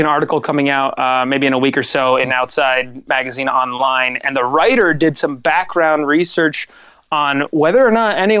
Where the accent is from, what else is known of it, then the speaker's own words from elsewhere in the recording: Lewisburg, United States; My hometown of Lewisburg has this really awesome old Art Deco vintage theater